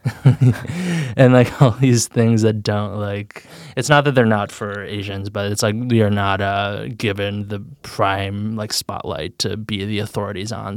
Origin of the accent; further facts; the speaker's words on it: Chicago, Illinois, United States; I grew up in Chicago, in, like, the center of the city.